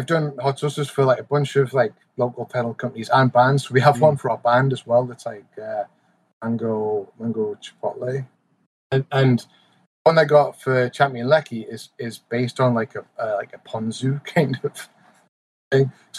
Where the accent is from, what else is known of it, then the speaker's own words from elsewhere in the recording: Newcastle upon Tyne, North East England, United Kingdom; accent: Geordie; moved away as an adult; now in United States; I got really Geordie